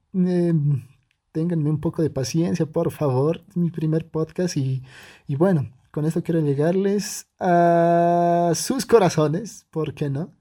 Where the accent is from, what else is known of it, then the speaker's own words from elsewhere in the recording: Bolivia; yo soy de Bolivia